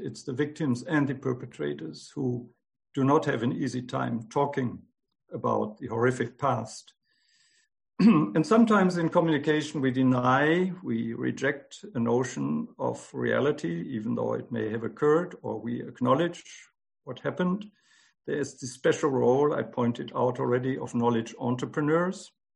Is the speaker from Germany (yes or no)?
yes; Germany; moved away; I was born in 1951 in Germany, six years after the end of the Holocaust. I grew up in a country in which the genocide was thoroughly silenced